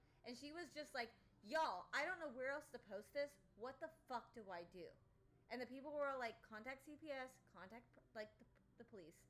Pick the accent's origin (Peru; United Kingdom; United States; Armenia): United States; Allen, Texas; Lucas is where we grew up. Bailey and I grew up in Allen, McKinney area.